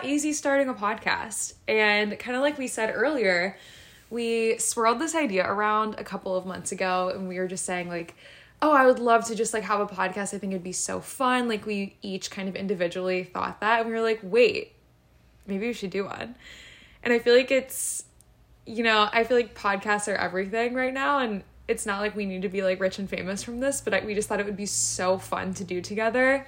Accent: Columbus, Ohio, United States; I was born and raised in Columbus, Ohio, where I still am today

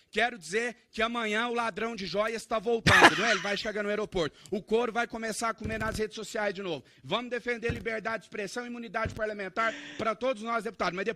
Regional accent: Minas Gerais, Brazil; Venho de Minas Gerais, assim como o deputado Nicolas Ferreira.

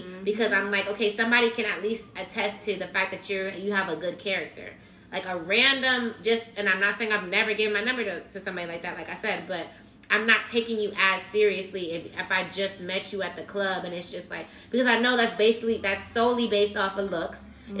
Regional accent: Miami, Florida, United States; I'm like, my nigga, I'm from Miami.

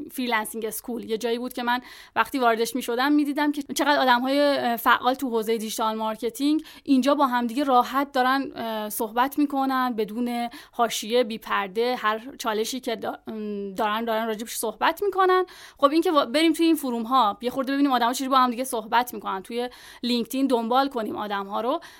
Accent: Iran; ما هم ایرانی هستیم آره

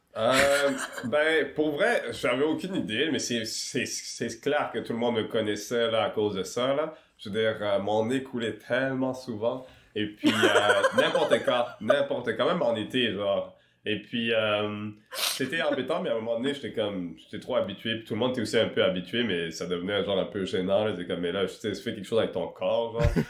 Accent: Quebec City, Quebec, Canada; also born or lived in Rwanda / Kenya / Montreal; on s'est retrouvé à Québec. Et euh, notamment euh, à Limoilou, au fin fond de Limoilou, à Mézeray, euh, dans le plus grand complexe HLM du, de Québec, le deuxième du Québec, je pense, il me semble. Et puis, c'est ça, j'ai passé une dizaine d'années là-bas. Et pendant cette dizaine d'années, ben, j'étais un enfant

